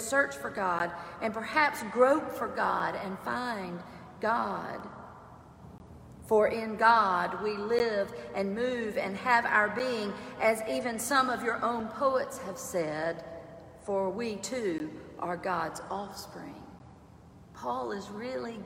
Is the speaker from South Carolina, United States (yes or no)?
yes; Clinton, South Carolina, United States; Growing up in Clinton, South Carolina, I did not know a Jewish person